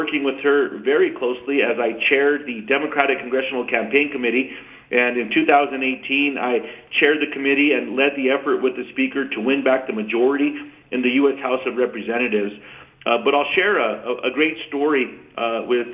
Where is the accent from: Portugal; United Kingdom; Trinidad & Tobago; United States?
United States; New Mexico; I was born and raised in New Mexico, still live on a small farm that my great-grandparents, grandparents, and parents lived on